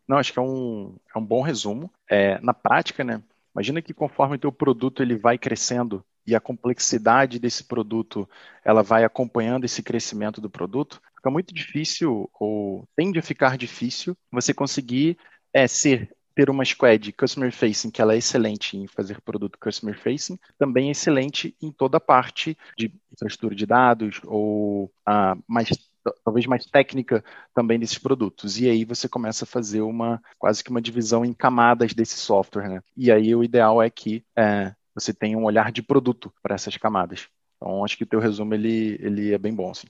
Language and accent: Portuguese; Teresópolis, Rio de Janeiro, Brazil; de Teresópolis, que é a cidade em que eu nasci, e região serrana do Rio